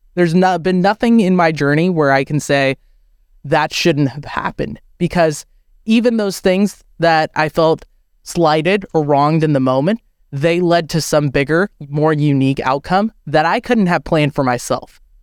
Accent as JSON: {"language": "English", "country": "United States", "tie": "born or raised there", "said": "I was born and I grew up in America"}